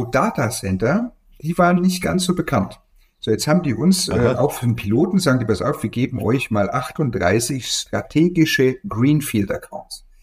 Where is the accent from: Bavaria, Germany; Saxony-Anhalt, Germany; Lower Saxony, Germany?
Bavaria, Germany; Ja, ich nehme immer Bier. Also ich bin aus Franken.